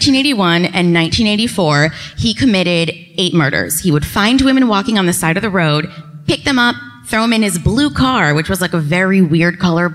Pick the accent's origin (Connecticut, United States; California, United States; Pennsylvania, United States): Connecticut, United States; Norwich; also born or lived in Colchester, Connecticut; I'm from Norwich, Connecticut. Okay. I live in Colchester. If you're from the East Coast, I live near Mohegan Sun.